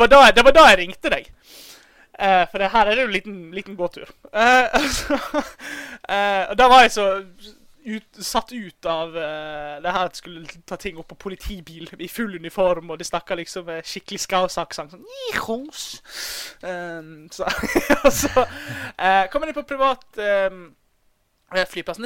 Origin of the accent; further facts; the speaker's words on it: Bergen, Vestland, Norway; accent: Bergen dialect with rolled r; Bergenser med rulle-r er jo min dialekt